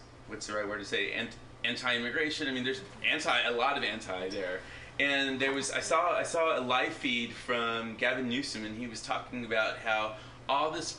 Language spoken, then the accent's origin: English; San Antonio, Texas, United States; moved away; San Antonio, my hometown